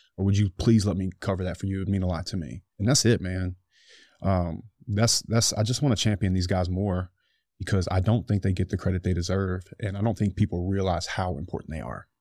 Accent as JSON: {"language": "English", "country": "United States", "said": "I'm an American"}